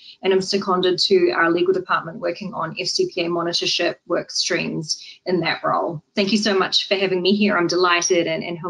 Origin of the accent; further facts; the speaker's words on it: New Zealand; moved away as an adult; also born or lived in Dubai; now in United States; Well, I'm from New Zealand, and the United States is the fifth country that I've lived in across four continents.